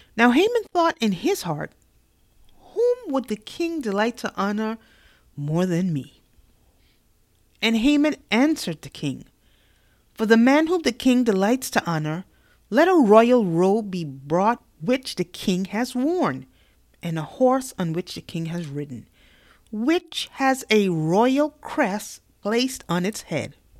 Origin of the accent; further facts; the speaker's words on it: New York City, New York, United States; I am from New York City